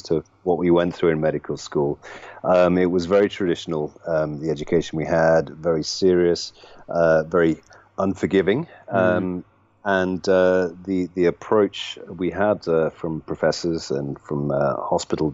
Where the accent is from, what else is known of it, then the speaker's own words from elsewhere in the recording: Nottingham, East Midlands, United Kingdom; also born or lived in London; born and bred here in Nottingham, and I lived here for my first 19 years